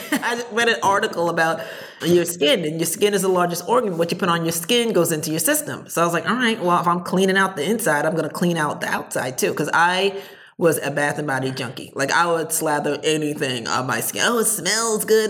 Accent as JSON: {"language": "English", "region": "New Jersey", "country": "United States", "said": "I'm from Jersey"}